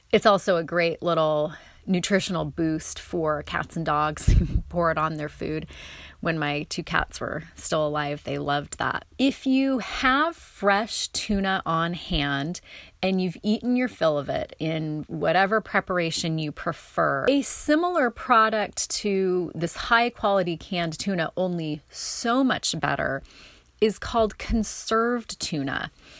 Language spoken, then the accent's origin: English; North Bend, Oregon, United States; landed outside of Charleston near Coos Bay and North Bend, where I grew up on Oregon's south coast.